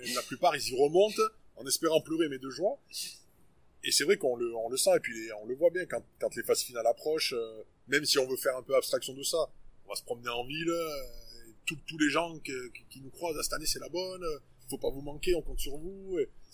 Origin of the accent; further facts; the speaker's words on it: Auvergne-Rhône-Alpes, France; also born or lived in Le Puy-en-Velay; on est Auvergnat pure souche